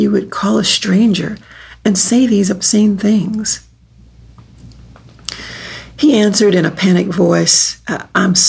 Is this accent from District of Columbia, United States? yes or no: no; Texas, United States; also born or lived in New York City / St. Louis, Missouri; now in Kansas City, United States; I was born in Texas, and I've lived in New York City, St. Louis, Missouri, and for the past 2 years, here in Kansas City